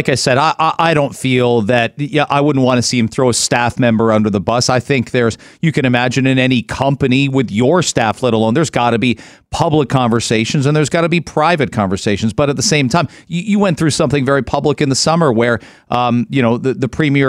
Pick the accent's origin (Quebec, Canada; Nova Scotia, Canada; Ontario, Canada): Ontario, Canada; growing up in Ontario my whole life